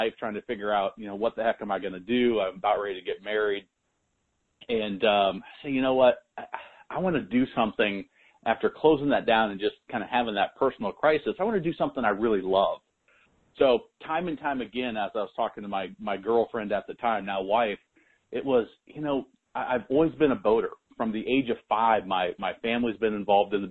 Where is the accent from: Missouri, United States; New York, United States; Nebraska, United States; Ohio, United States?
Nebraska, United States; moved away; I'm from Nebraska originally